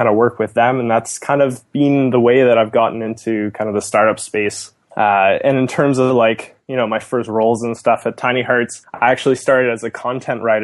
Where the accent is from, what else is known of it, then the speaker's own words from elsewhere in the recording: just outside of Toronto, Ontario, Canada; born and raised just outside of Toronto